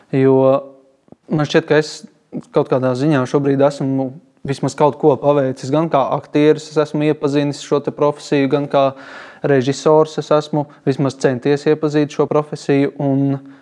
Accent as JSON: {"language": "Latvian", "town": "Balgale", "region": "Tukums Municipality", "country": "Latvia", "said": "es patiesībā nāku no Balgalas."}